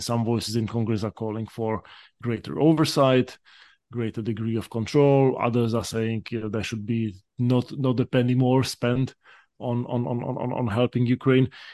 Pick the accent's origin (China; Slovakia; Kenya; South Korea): Slovakia; now in United States; Slovak American who, uh, grew up during the years when when, when my home country emerged out of communism